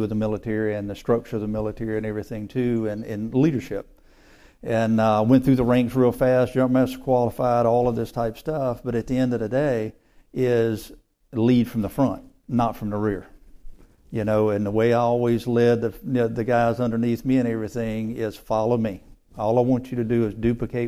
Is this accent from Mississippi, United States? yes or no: yes; Mississippi, United States; Born and raised in Mississippi